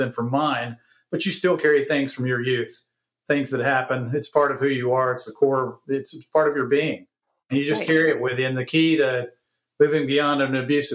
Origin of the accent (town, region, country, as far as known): Greensboro, North Carolina, United States; born or raised there